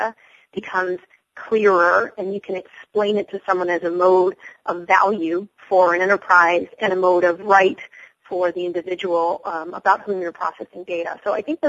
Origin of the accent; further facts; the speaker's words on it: New York, United States; I'm a New Yorker